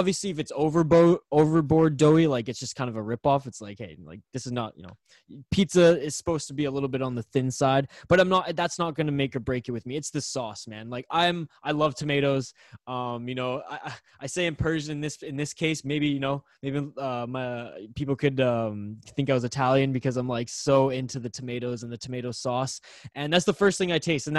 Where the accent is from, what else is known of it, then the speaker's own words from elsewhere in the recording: British Columbia, Canada; maybe it's just because I'm like from Vancouver Island